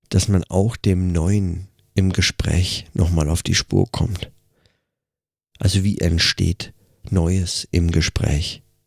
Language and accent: German; Germany; now in Switzerland; als Deutscher